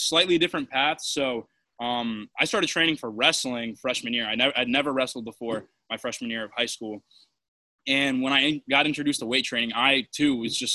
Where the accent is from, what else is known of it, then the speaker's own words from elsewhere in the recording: New York, United States; I'm from New York. Right now, I'm in Long Island